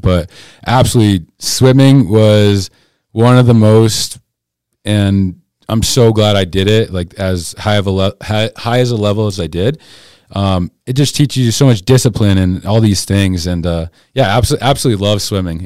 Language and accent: English; Keene, New Hampshire, United States; moved away as an adult; now in Colorado, United States; I grew up in Keene, New Hampshire originally.